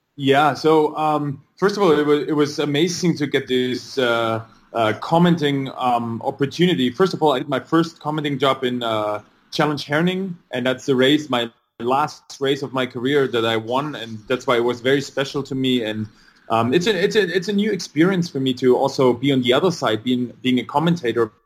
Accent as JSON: {"language": "English", "area": "near Stuttgart", "region": "Baden-Württemberg", "country": "Germany", "tie": "born or raised there", "also_born_or_lived": "Luxembourg", "said": "I was born in Germany near the area of Stuttgart"}